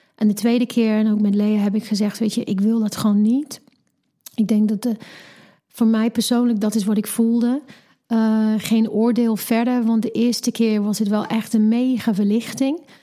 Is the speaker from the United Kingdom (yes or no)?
yes; England, United Kingdom; Dutch is a second language; moved away as an adult; now in Netherlands; En ik kom oorspronkelijk uit Engeland, woon nu 15, bijna 16 jaar in Nederland